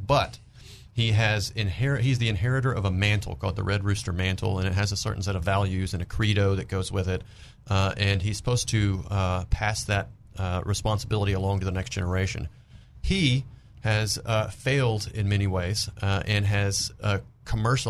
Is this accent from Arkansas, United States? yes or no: yes; Arkansas, United States; my experiences of growing up here and living here